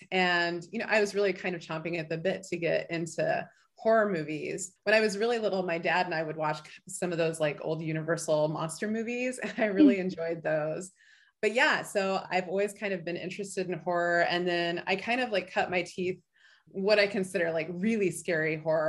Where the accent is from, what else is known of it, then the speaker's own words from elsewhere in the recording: Illinois, United States; now in Anchorage, United States; I came up from the Midwest, but Illinois wasn't cold enough for me, so I moved to Alaska.